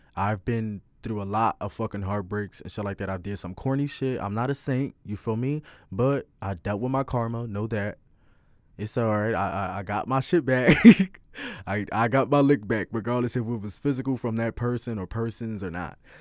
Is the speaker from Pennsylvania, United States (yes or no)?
yes; Philadelphia, Pennsylvania, United States; I'm twenty, I'm from Philly